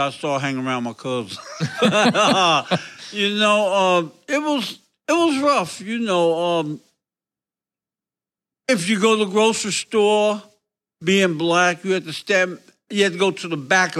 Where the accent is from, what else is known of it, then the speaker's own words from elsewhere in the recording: Woodstock, Georgia, United States; I was born and raised in a little country town in the South called Woodstock, Georgia.